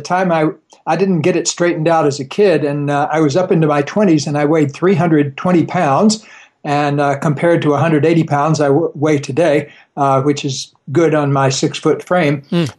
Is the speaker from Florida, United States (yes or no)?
yes; Florida, United States; Well, I grew up down in Florida